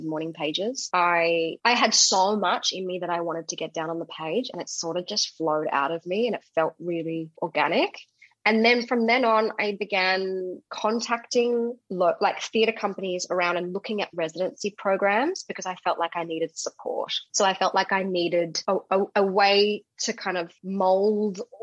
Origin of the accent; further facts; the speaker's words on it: Perth, Western Australia, Australia; moved away as an adult; also born or lived in South Africa; I'm a South African woman. I was born in SA. But I grew up in Perth and lived there until the age of 24.